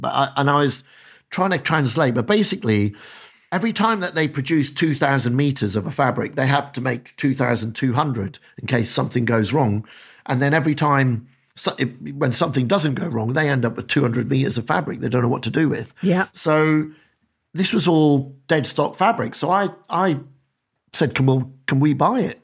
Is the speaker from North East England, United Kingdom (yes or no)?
no; Dundee, Scotland, United Kingdom; moved away; I'm a kid from Dundee in, in Council Estate, Dundee